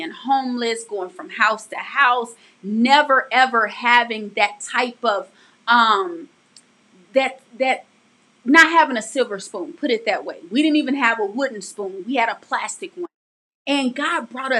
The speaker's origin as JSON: {"language": "English", "town": "St. Louis", "region": "Missouri", "country": "United States", "tie": "born or raised there", "said": "growing up in St. Louis, we experienced so much. I mean, the poverty was real."}